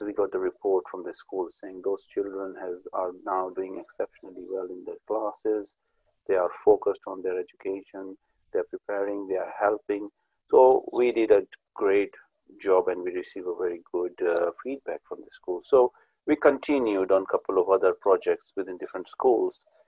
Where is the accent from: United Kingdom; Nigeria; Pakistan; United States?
Pakistan; moved away as an adult; I came from Pakistan